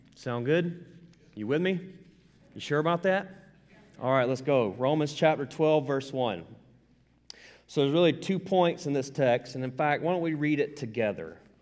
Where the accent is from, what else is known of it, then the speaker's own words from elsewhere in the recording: the South, United States; I'm from the South. I don't apologize for it. I'm right proud of it